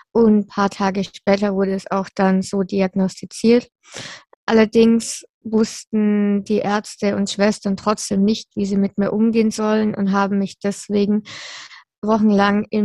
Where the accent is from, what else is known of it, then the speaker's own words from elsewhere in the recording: Würzburg, Bavaria, Germany; born there; Ja, also ich bin in Würzburg geboren. Meine Eltern haben damals noch in Würzburg gelebt.